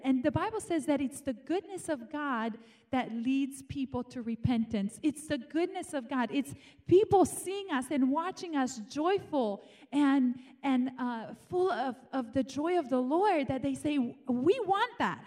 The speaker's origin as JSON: {"language": "English", "country": "Romania", "tie": "born or raised there", "moved": "as an adult", "lives_now": "United States", "said": "I was born in Romania and grew up there for 18 years, um, I came here to America"}